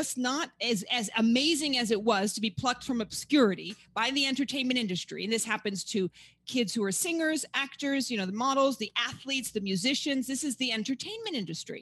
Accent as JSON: {"language": "English", "town": "New York City", "region": "New York", "country": "United States", "tie": "born or raised there", "also_born_or_lived": "Paris, France", "said": "I'm born and raised in Manhattan"}